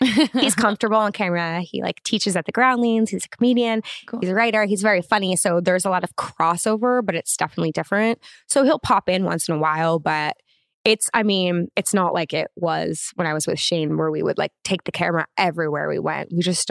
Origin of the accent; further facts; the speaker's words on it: Los Angeles, California, United States; Yeah, in the Valley.